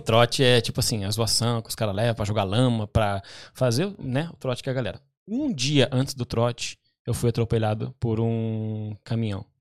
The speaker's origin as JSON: {"language": "Portuguese", "town": "Pinhais", "region": "Paraná", "country": "Brazil", "tie": "born or raised there", "also_born_or_lived": "Curitiba", "moved": "yes", "lives_now": "London, United Kingdom", "said": "eu nasci em Curitiba, né? Nasci no hospital em Curitiba, mas a minha família, né, a gente morou sempre em Pinhais"}